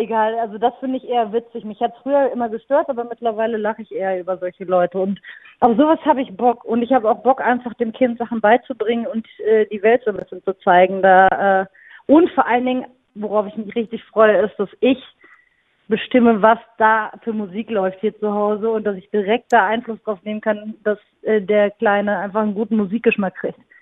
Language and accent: German; near Münster, North Rhine-Westphalia, Germany; now in Cologne, Germany; ich komme aus der Nähe von Münster